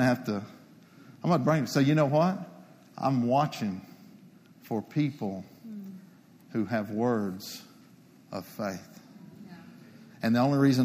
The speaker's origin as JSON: {"language": "English", "area": "Palo Pinto County", "region": "Texas", "country": "United States", "tie": "born or raised there", "said": "Palapinta County Precinct 2, it's my hometown. It's my people. It's where I was raised"}